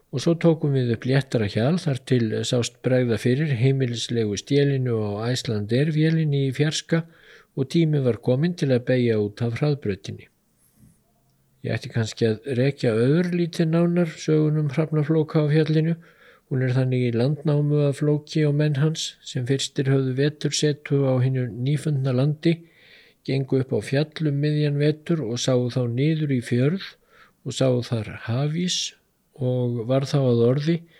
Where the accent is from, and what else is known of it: Iceland